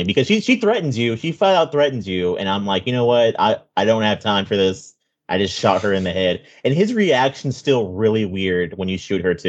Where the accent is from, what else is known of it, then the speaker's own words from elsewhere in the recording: Florida, United States; Yeah, I'm from